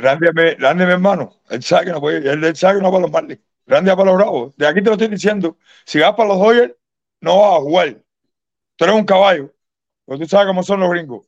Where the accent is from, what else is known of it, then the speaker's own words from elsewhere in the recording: Cuba; soy cubano